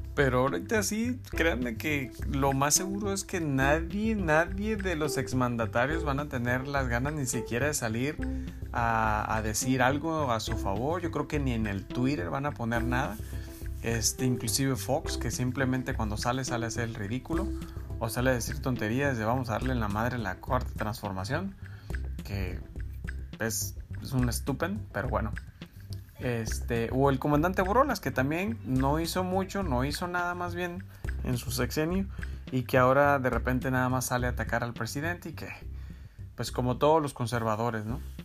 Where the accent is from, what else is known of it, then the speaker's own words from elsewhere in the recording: Mexico; nuestra esencia como mexicanos